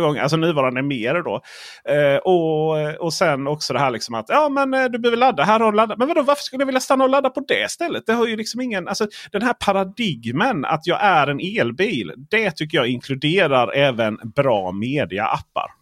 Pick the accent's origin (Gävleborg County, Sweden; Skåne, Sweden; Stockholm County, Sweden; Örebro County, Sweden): Stockholm County, Sweden; Stockholm; jag är från Stockholm